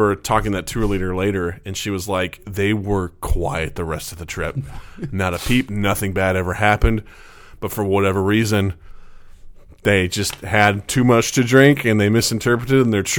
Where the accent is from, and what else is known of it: Missouri, United States; born or raised there; moved away